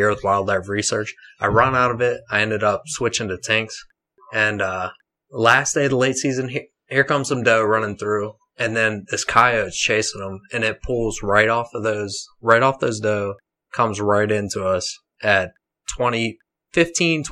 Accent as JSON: {"language": "English", "town": "New Castle", "region": "Pennsylvania", "country": "United States", "said": "I'm from Newcastle, Pennsylvania."}